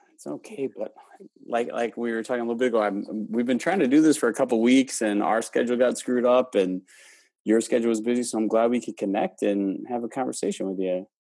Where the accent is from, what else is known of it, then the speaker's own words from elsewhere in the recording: Wisconsin, United States; also born or lived in Houston; I, I grew up in Wisconsin